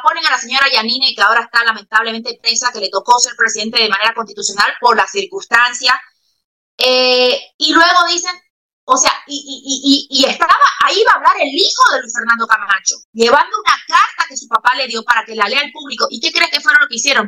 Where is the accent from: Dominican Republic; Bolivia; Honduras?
Bolivia; Santa Cruz de la Sierra, Santa Cruz; moved away; como mi tierra, Santa Cruz